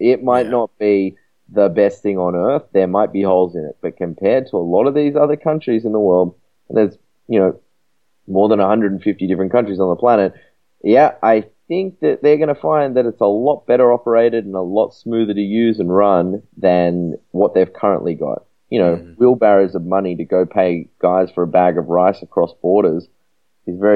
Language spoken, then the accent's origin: English; Australia; I'm from Australia